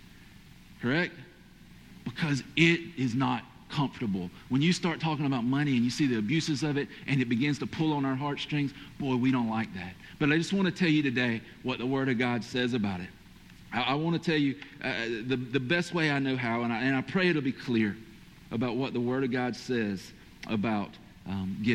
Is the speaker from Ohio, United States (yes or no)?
no; Georgia, United States; accent: Georgia/Hispanic